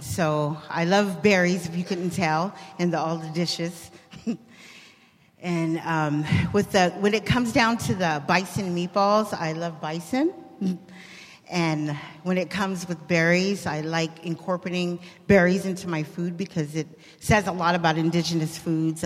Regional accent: Bay Area, California, United States; I grew up here in the Bay Area with the Native community

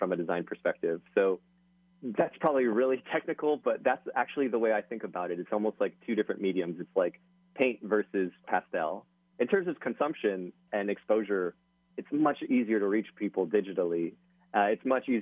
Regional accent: Hawaii, United States; moved away; I'm from Hawaii

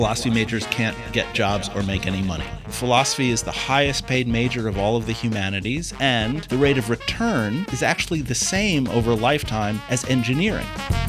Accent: Manhattan, New York, United States; now in North Dakota, United States; I was born and raised in Manhattan on the edge of a neighborhood that most people would know as Spanish Harlem. I ended up in North Dakota because they offered me a job.

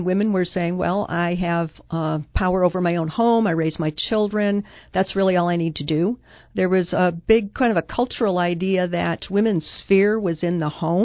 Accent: Finger Lakes region of New York State, United States; moved away; I grew up in the Finger Lakes region of New York State

